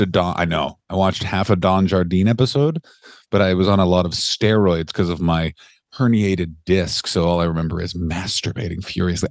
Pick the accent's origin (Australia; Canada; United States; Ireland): Canada; I'm Canadian